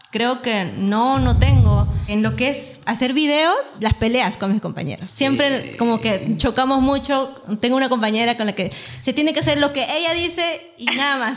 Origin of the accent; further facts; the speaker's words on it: Peru; como buena peruana soy bien puntual.